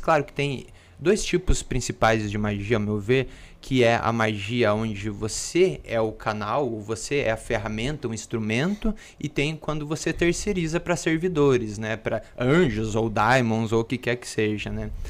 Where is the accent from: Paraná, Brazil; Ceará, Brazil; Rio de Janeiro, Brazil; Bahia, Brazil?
Paraná, Brazil; Pato Branco; eu sou lá de Pato Branco, no Paraná